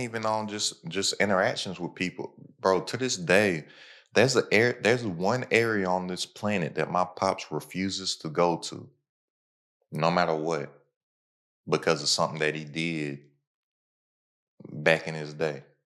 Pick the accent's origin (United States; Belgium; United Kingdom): United States; my hometown is a hour away from Cincinnati, like a hour away from Louisville.